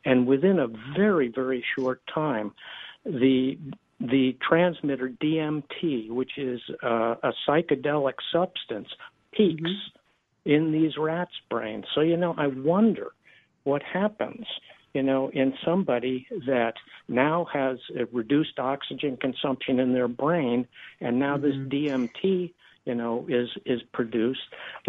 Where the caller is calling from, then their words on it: Del Mar, California, United States; I'm calling from Del Mar, California.